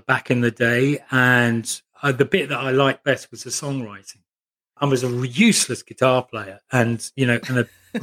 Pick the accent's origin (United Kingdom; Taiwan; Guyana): United Kingdom; Northamptonshire, East Midlands; I grew up in Northamptonshire